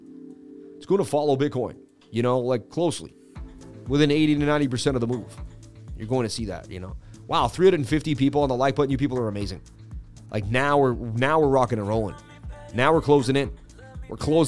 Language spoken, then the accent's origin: English; Boston, Massachusetts, United States; I grew up in Boston, Irish, where people were just pouring liquor on my face when I was young